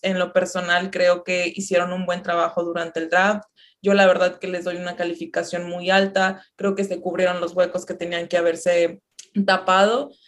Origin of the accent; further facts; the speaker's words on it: Ciudad Victoria, Tamaulipas, Mexico; Yo soy de Ciudad Victoria. Tamaulipas, por acá por el norte del país.